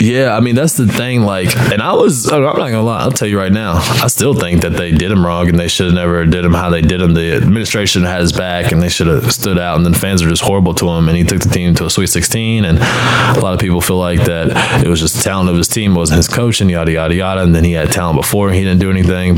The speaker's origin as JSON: {"language": "English", "town": "Clarksville", "region": "Tennessee", "country": "United States", "said": "I'm from Clarksville, about 30 minutes west of Nashville"}